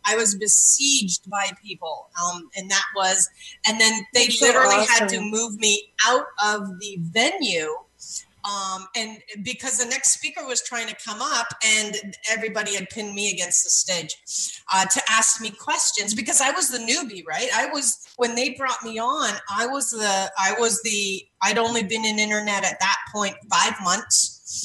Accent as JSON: {"language": "English", "country": "Canada", "said": "Yeah, I'm Canadian, and Canadians apparently too."}